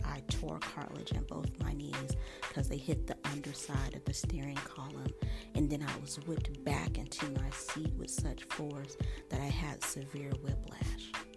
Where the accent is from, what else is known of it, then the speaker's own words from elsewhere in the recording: Colorado, United States; where I grew up in Colorado